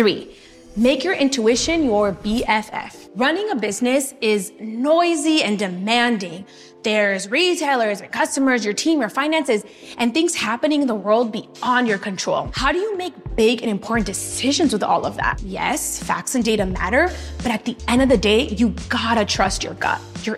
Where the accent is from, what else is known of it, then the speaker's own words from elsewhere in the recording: Los Angeles, California, United States; My entrepreneurial spirit comes from growing up in Latino neighborhoods in LA and being surrounded by so many people who are immigrants.